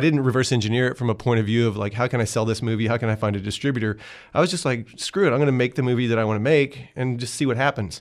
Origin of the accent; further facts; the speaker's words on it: Austin, Texas, United States; I came from South Austin, you know, blue collar